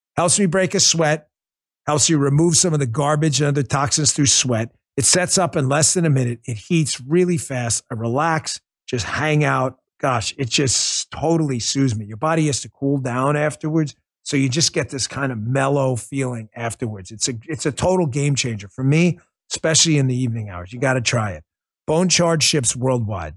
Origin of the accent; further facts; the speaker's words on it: New York City, New York, United States; When I was growing up in Queens